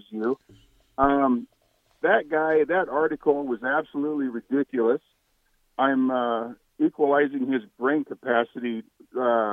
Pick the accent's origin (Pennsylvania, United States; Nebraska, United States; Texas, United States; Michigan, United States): Nebraska, United States; Lincoln; I'm born and raised in Lincoln